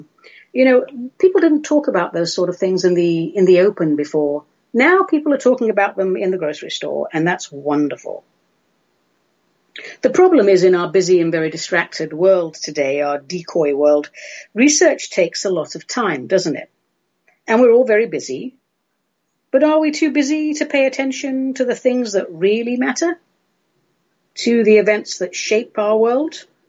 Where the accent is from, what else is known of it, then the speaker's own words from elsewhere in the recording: England, United Kingdom; The marmalade you and I grew up with back in England, that's made from the rind of Seville oranges.